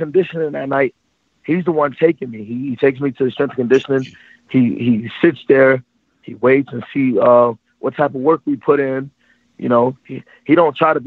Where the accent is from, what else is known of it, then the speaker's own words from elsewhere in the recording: Orlando, Florida, United States; moved away as an adult; my hometown of Orlando